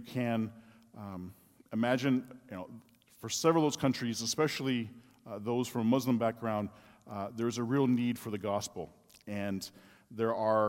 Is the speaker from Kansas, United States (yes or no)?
yes; Wichita, Kansas, United States; also born or lived in Kyiv; I was born and raised in Wichita, Kansas